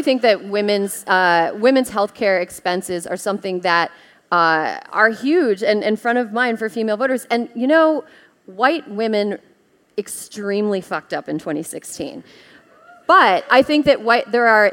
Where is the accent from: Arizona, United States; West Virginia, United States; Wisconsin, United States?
Wisconsin, United States; moved away; my home state, Wisconsin